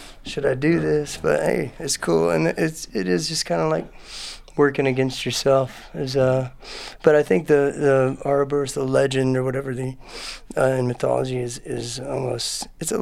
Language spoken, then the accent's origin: English; Houston, Texas, United States; also born or lived in Austin, Texas; I grew up in Houston and came here for college and just never left